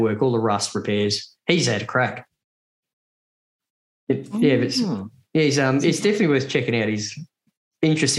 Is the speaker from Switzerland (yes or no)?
no; Australia; Andy and I, right, from Australia